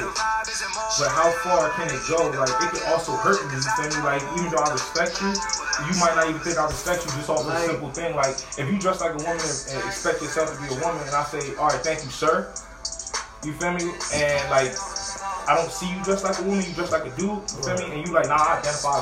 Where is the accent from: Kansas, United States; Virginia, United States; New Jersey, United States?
New Jersey, United States; also born or lived in Pompano Beach, Florida / Fort Lauderdale, Florida; I'm born and raised in Jersey.